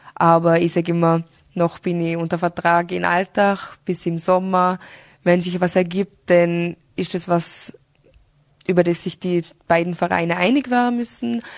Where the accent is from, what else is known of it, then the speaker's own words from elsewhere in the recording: Austria; bei uns in Österreich